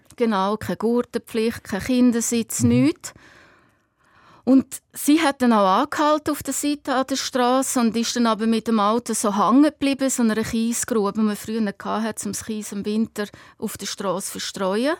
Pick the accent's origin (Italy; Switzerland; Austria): Switzerland; Lake Hallwil, Aargau; wir sind äh, am Halwilensee aufgewachsen